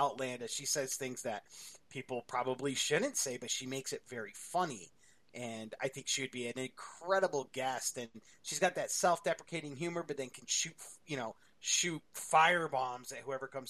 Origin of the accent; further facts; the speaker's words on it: New York, United States; moved away; I'm from New York